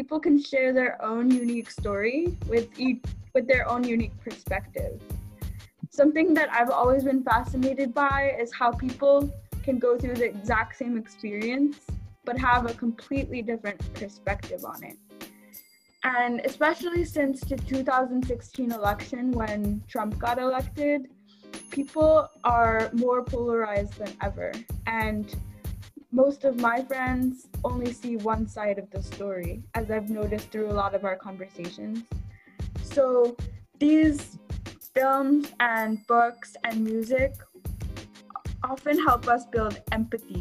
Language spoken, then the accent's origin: English; San Diego, California, United States; I grew up pretty sheltered in San Diego, California